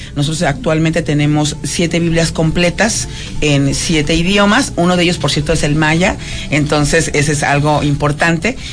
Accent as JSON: {"language": "Spanish", "region": "Mexico City", "country": "Mexico", "said": "De la Ciudad de México, de la amada Ciudad de México"}